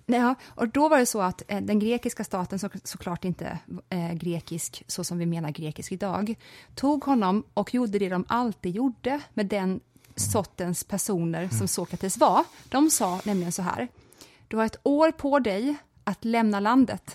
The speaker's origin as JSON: {"language": "Swedish", "town": "Växjö", "region": "Kronoberg County", "country": "Sweden", "tie": "born or raised there", "said": "Jag växte upp i Växjö"}